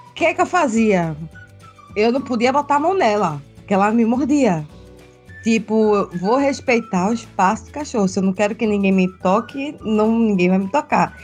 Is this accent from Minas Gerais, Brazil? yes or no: no; Pernambuco, Brazil; moved away as an adult; now in Santa Catarina, Brazil; eu sou de, de Pernambuco, natural de Pernambuco, mas eu moro em Santa Catarina